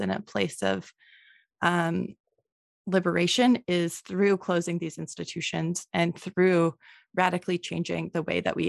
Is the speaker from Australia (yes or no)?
no; Manitoba, Canada; now in Ontario, Canada; I'm from Manitoba